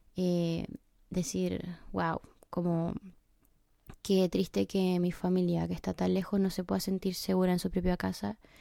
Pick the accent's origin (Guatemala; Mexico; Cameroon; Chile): Chile; moved away as an adult; also born or lived in England; now in United Kingdom; Soy chilena, tengo 26 años y en exactamente dos días más voy a estar cumpliendo 7 meses de haber estado viviendo en Inglaterra.